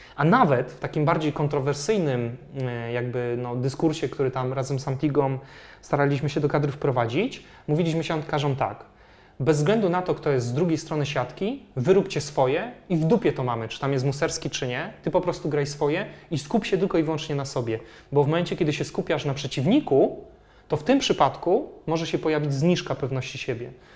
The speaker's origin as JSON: {"language": "Polish", "country": "Poland"}